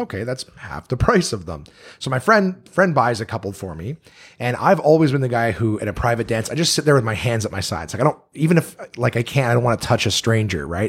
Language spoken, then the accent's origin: English; Canada; I'm Canadian